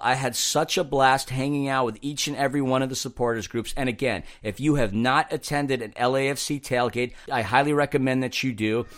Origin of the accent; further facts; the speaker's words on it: New York, United States; being a New Yorker